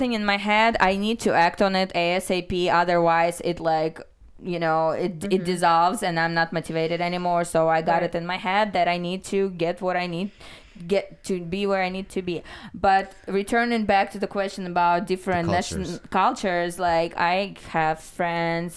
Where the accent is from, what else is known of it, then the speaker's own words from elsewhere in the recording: Chelyabinsk, Chelyabinsk Oblast, Russia; also born or lived in Ukraine; now in United States; Ural Mountains. It's the city is called Chelyabinsk. You might have heard of my city